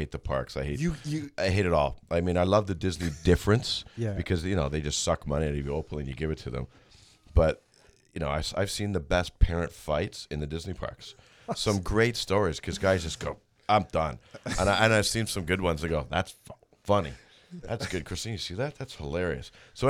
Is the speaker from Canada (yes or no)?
yes; Mississauga, Ontario, Canada; born or raised there